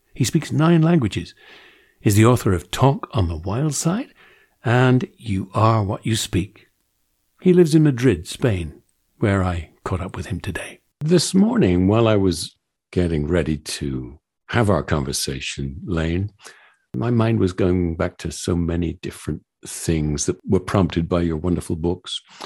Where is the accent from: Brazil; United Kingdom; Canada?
United Kingdom; England; accent: English; my English accent